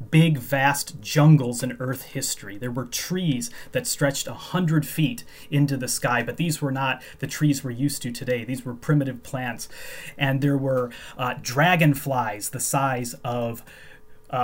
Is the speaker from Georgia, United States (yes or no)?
no; Chicago, Illinois, United States; moved away as an adult; now in Edinburgh, United Kingdom; I grew up in the Chicago area.